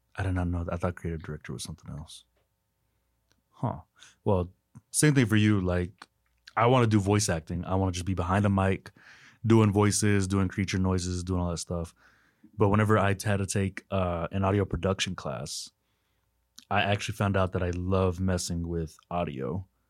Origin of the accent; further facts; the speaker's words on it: Winters, Texas, United States; moved away; I'm from Winters, Texas, very small town